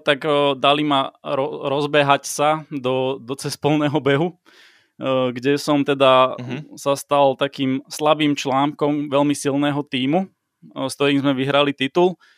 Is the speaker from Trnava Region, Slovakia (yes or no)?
yes; Piešťany, Trnava Region, Slovakia; som z Piešťan